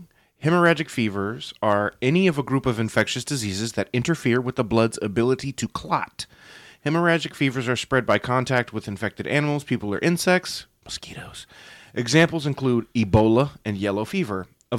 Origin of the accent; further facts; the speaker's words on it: United States; I'm black. And part of that is a weird sort of patriotism from coming from here.